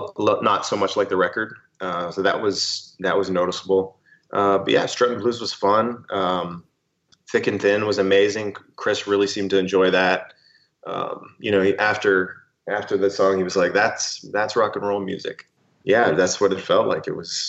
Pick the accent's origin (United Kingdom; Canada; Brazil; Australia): Canada; I'm Canadian